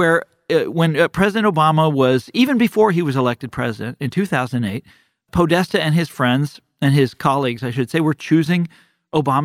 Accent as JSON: {"language": "English", "town": "Kansas City", "country": "United States", "tie": "born or raised there", "moved": "yes", "said": "growing up in Kansas City"}